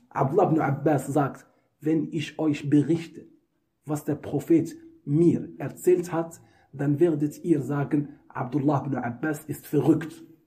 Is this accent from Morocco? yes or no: yes; Morocco; German is a second language; moved away; Das ist übrigens eine Umgangssprache bei uns in Marokko. Wir sagen Scherf.